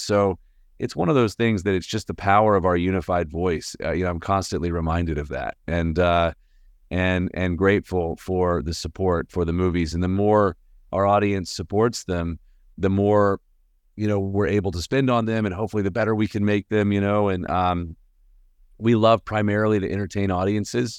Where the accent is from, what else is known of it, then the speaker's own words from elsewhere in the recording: Birmingham, Alabama, United States; now in Nashville, United States; I live in Nashville, Tennessee. Um, I was born and raised in Birmingham, Alabama